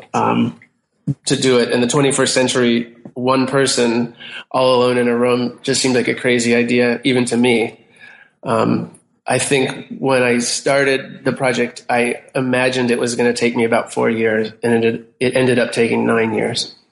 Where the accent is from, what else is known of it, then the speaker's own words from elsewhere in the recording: United States; I'm an American and I'm a visual artist